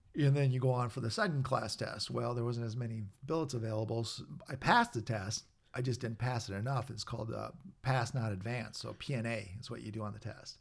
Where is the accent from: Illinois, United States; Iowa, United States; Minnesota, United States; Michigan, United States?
Minnesota, United States; I was a guy from Minnesota.